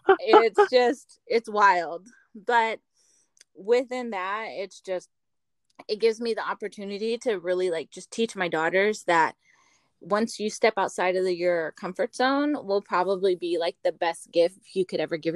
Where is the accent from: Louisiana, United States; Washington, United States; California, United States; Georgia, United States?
California, United States; Seaside; moved away as an adult; now in Las Vegas, United States; back in California in my hometown